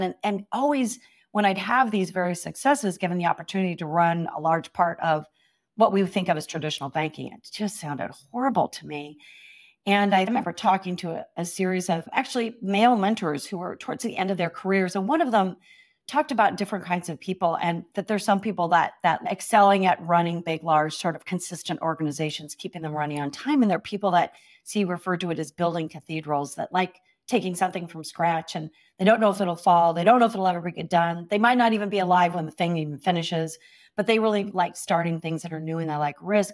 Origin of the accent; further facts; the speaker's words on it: Stockton, California, United States; now in San Francisco, United States; I grew up in a small town east of San Francisco called Stockton, California.